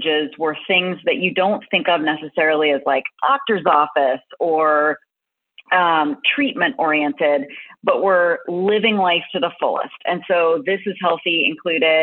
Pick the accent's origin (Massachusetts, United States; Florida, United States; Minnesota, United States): Massachusetts, United States; Boston; I grew up in Boston.